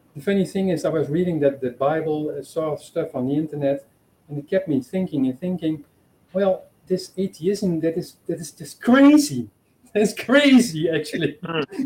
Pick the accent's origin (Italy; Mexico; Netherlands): Netherlands; moved away as an adult; now in Portugal; I am from the Netherlands, but I live here in Portugal.